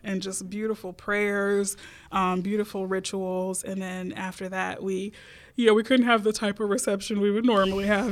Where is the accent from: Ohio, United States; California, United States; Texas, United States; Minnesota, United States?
Texas, United States; Houston; I grew up Baptist in Houston, Texas